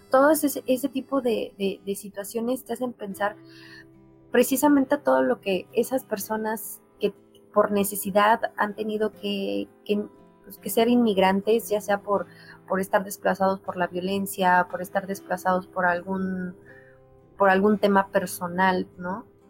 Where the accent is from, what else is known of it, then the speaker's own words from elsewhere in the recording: Mexico; nosotros como, como mexicanos